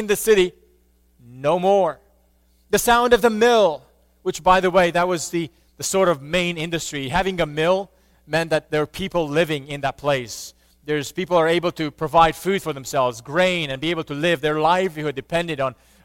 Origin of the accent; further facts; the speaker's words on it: Romania; I grew up in Romania, and while I was little, communism was still around